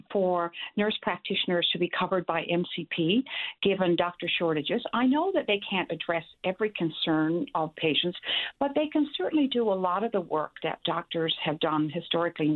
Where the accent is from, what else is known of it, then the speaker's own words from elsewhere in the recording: Corner Brook, Newfoundland and Labrador, Canada; I'm from the West Coast, from Cornerbrook